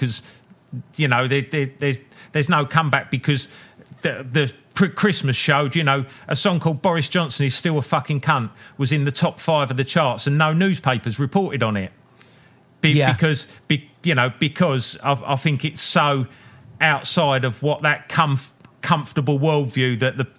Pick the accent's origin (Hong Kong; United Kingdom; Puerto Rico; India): United Kingdom; us as British blokes